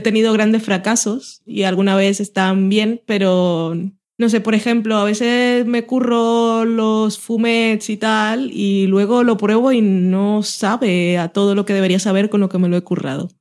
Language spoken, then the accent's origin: Spanish; Barranquilla, Atlántico, Colombia; also born or lived in Sabadell; now in Spain; yo crecí en Barranquilla